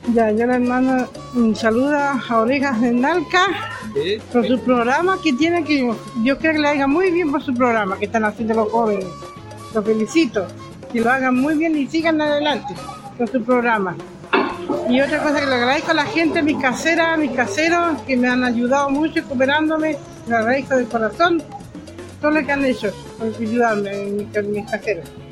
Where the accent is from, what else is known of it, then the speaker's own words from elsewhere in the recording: Chiloé, Los Lagos, Chile; como chilotes que somos chilenos